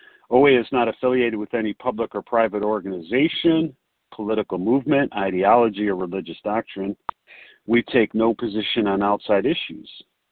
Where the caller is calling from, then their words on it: Chicago, Illinois, United States; I'm calling from Chicago.